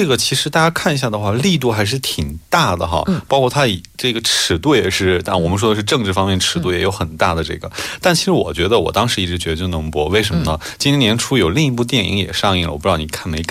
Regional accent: China; 其实我觉得这个几乎作为中国人的话，不得不追的一部剧

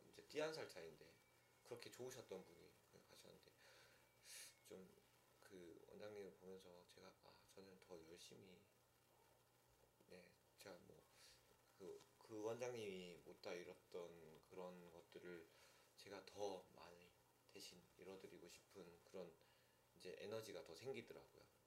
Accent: Pohang, North Gyeongsang, South Korea; moved away; 촌 촌에 예, 예, 그 경북 포항

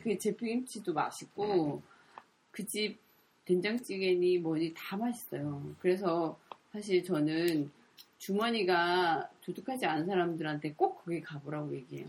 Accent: Gyeongsang, South Korea; moved away as an adult; also born or lived in Seoul; now in Gyeongju, South Korea; 제가 경상도에서 자랐지만

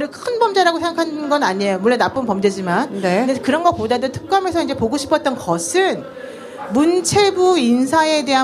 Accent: Seoul, South Korea; 전농동에서 태어났습니다.

